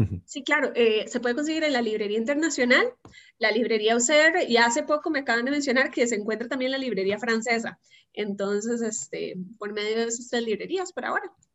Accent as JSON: {"language": "Spanish", "region": "San José", "country": "Costa Rica", "also_born_or_lived": "Belgium / Italy", "said": "soy egresada al Colegio Monterrey de Montes de Oca"}